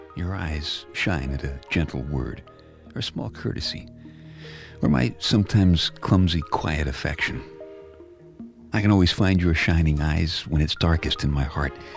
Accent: Brooklyn, New York, United States; my hometown, Brooklyn

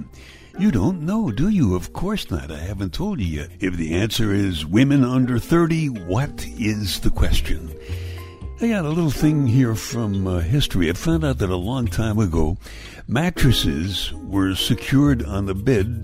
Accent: New York City, New York, United States; I grew up in Brooklyn, New York

